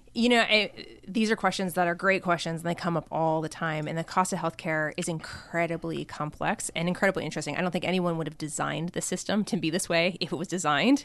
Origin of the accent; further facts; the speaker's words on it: Colorado, United States; moved away as an adult; also born or lived in Seattle / Stanford; I'm from Colorado originally, so I grew up in Colorado.